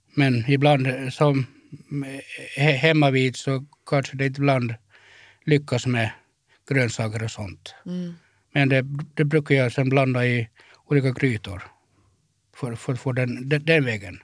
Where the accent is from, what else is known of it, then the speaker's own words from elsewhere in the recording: Kaskö, Ostrobothnia, Finland; moved away as an adult; now in Turku, Finland; Jag är uppvuxen i, i, i Finlands minsta stad, Kaskö.